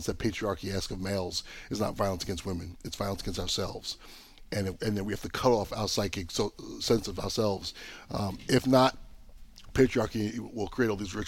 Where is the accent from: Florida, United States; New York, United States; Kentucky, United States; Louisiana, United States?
New York, United States; Long Island; I'm from Long Island. My grandfather was Jamaican. I'm Jamaican, Chinese, and English. I got this really very diverse background